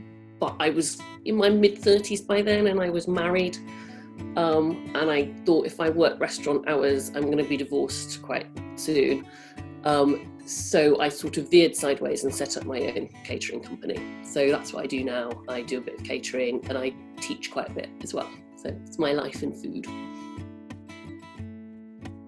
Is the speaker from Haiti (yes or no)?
no; Cambridge, East of England, United Kingdom; also born or lived in Newcastle upon Tyne; I grew up in Cambridge, and that's why I have no northern accent